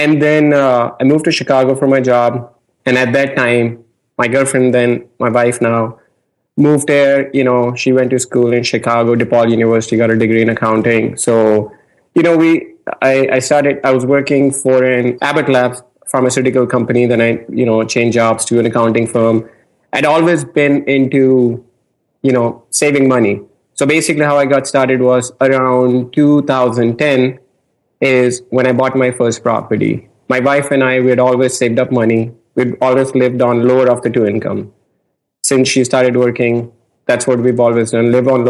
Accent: India; moved away as an adult; now in United States; I'm from India. In America

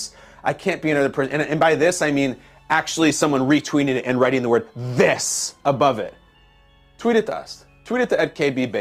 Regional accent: Chicago, Illinois, United States; now in New York, United States; I grew up in Chicago

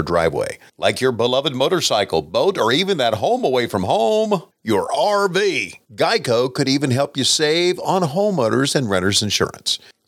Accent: Virginia, United States; my hometown boys in Virginia

